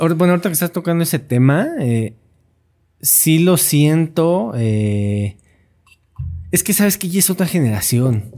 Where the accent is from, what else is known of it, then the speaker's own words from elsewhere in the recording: Mexico City, Mexico; yo nací aquí en Ciudad de México. Soy chilango